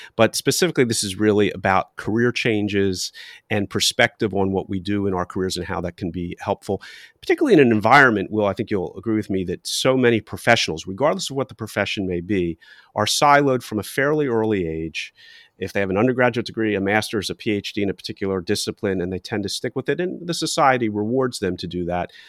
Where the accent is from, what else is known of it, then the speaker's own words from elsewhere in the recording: Philadelphia, Pennsylvania, United States; I'm from Philadelphia